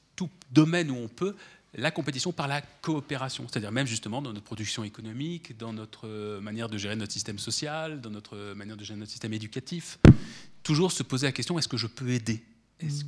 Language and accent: French; France; chez nous en France